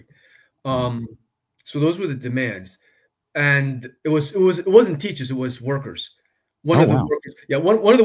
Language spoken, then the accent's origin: English; New York City, New York, United States; now in Amherst, United States; I grew up in New York City at a time of, like, the young lords